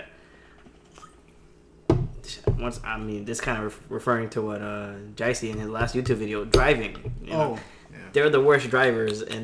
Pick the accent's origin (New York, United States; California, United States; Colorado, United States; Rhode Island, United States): New York, United States; New York City; me coming from the Bronx